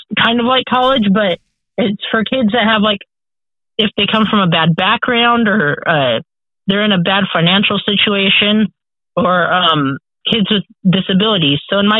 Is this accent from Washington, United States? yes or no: yes; Vancouver, Washington, United States; also born or lived in Olympia, Washington; I was born in Vancouver, Washington.